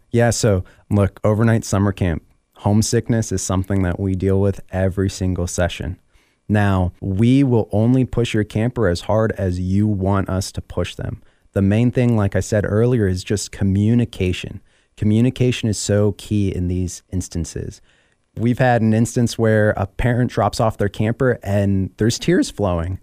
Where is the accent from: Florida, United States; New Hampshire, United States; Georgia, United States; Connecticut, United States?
Florida, United States; Miami; I'm actually from Miami